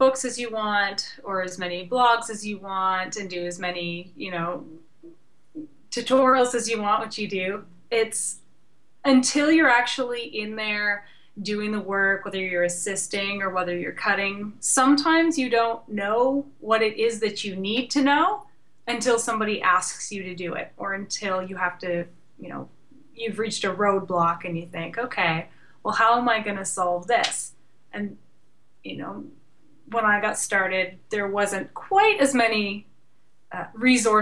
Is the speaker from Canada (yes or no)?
yes; Canada; I'm Canadian